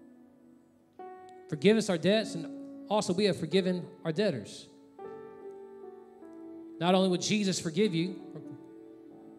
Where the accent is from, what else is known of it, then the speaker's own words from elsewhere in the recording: Texas, United States; moved away; I'm from Texas